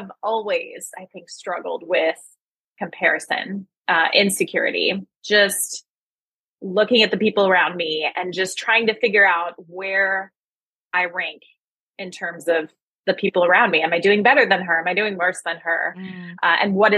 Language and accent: English; East Coast, United States; moved away as an adult; now in Pacific Northwest, United States; I live in the Pacific Northwest, but I am originally from the East Coast, and that was where I spent most of my life